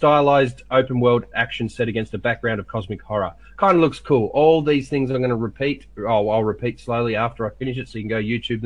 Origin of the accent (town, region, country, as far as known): Australia